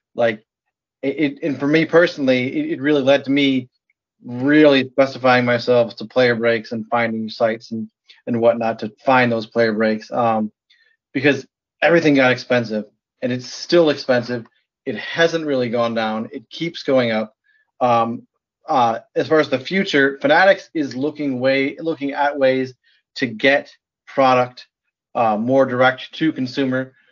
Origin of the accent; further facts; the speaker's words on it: Michigan, United States; also born or lived in New Jersey; now in Wisconsin, United States; I was born in New Jersey, grew up in Michigan, and live in Wisconsin